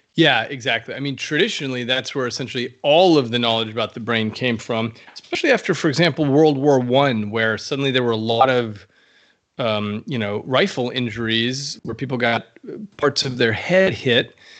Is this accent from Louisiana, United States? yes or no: no; New Mexico, United States; in the Southwest, uh, where I grew up in New Mexico